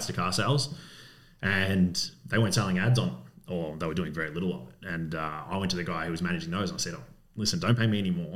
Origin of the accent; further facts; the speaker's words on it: Coburg, Victoria, Australia; I grew up in Coburg in West Coburg many moons ago